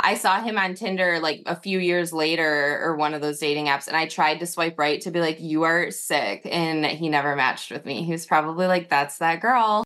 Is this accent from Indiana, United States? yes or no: no; Northern Michigan, United States; I'm from Northern Michigan, so it was like a small town